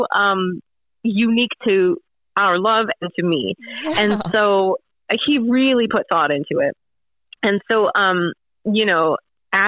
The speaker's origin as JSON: {"language": "English", "town": "Cleveland", "region": "Ohio", "country": "United States", "moved": "yes", "lives_now": "Charlotte, United States", "said": "I'm from Cleveland, Ohio"}